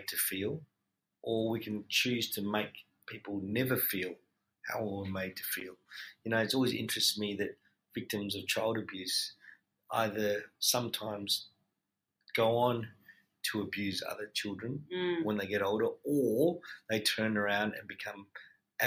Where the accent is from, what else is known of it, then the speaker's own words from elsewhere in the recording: Perth, Western Australia, Australia; moved away as an adult; also born or lived in Malaysia; now in Melbourne, Australia; I was born in Malaysia and was fortunate enough to come to Australia at a young age of 5, and very happy that Mum picked Perth, and through Perth have made such a strong sense of community and friendships through growing up in that city